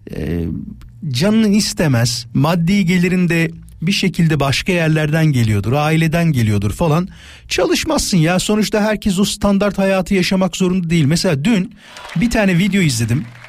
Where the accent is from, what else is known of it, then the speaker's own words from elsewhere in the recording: Istanbul, Turkey; İstanbulluyuz biz